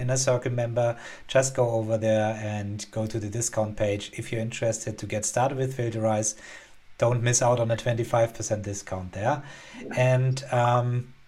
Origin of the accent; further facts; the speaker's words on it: Germany; we are both from Germany